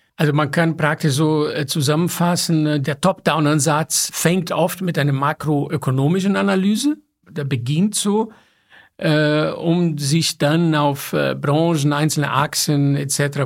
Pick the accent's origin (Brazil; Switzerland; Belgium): Brazil; São Paulo; moved away; ich bin in São Paulo geboren